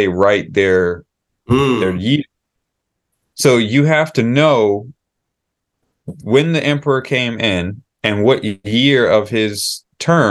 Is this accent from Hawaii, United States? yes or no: yes; Hawaii, United States; now in Japan; growing up in Hawaii, we didn't have to deal with daylight savings time